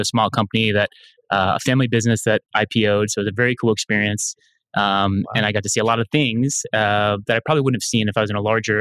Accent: Anna Maria, Florida, United States; also born or lived in Jacksonville, Florida; I'm a Floridian. I grew up on the west coast of Florida on Anna Maria Island

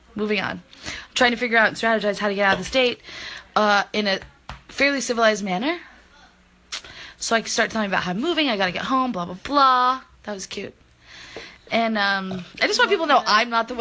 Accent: the South, United States; I grew up in the South

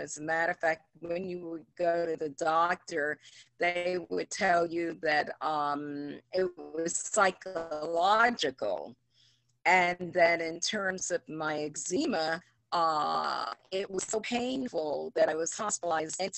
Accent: New York City, New York, United States; I was raised in Harlem about 75 years ago.

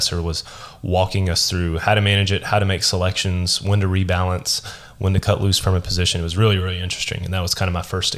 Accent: Smyrna, Tennessee, United States; I was born and raised here in Smyrna.

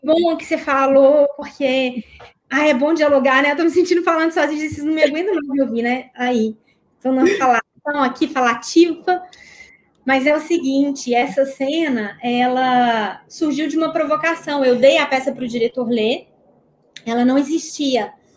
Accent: Minas Gerais, Brazil; Eu sou de Minas

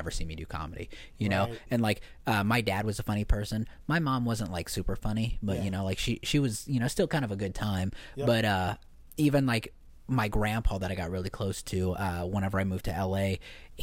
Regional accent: Indiana, United States; moved away; I'm from Indiana

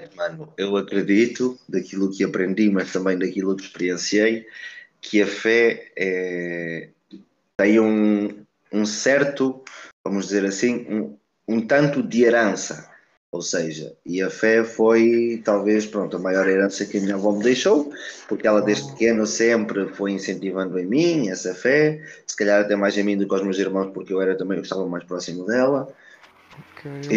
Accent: Portugal; also born or lived in Brazil; nasci no Brasil, vim para Portugal muito cedo, com dois meses

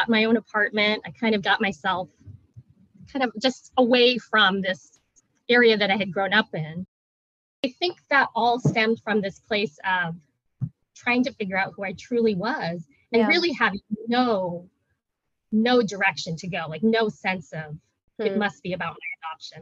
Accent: Vashon Island, Washington, United States; moved away as an adult; also born or lived in South Korea / Federal Way, Washington; we grew up in kind of the Federal Way area, and then later moved to Vashon Island, where I spent most of my elementary, middle school, high school years

